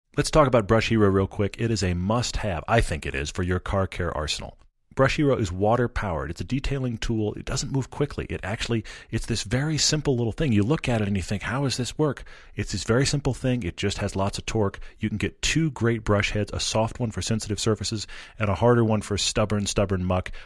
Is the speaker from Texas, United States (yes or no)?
yes; Texas, United States; I'm from Texas, and most of the colleges in Texas, including Baylor, where I went, are in the Big 12